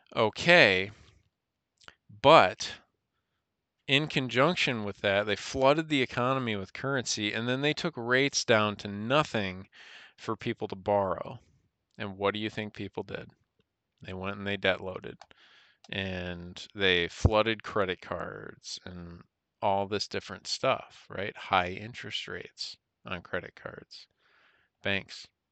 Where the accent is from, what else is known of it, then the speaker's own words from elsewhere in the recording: United States; we as American citizens